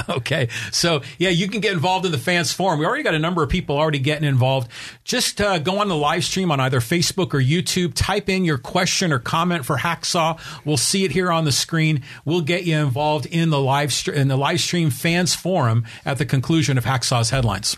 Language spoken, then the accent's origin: English; United States; as American soccer fans